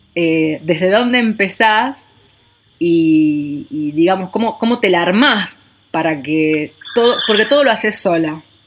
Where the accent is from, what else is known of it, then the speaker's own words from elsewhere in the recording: San Nicolás de los Arroyos, Buenos Aires Province, Argentina; yo soy de San Nicolás